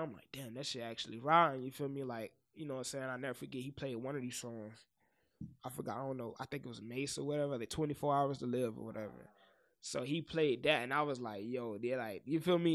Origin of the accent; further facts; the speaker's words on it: the South, United States; I'm from the South. So, of course, I'm gonna make South music